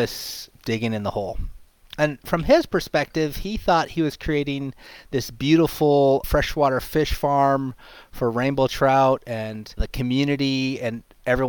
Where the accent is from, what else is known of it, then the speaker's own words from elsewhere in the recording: Haiku, Hawaii, United States; born and raised in Haiku, Maui, on the edge of Hana